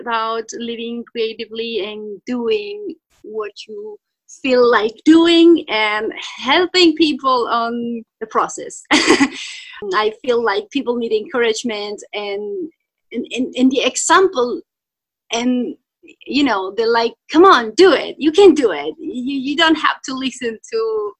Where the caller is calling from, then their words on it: Italy; English is a second language; Yes, hello … I'm jumping in from Italy.